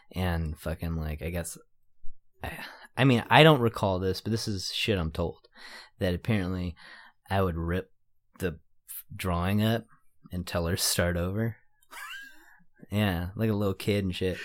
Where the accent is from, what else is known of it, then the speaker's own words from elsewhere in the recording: San Jose, California, United States; I'm from San Jose, but I wouldn't consider myself a San Jose artist.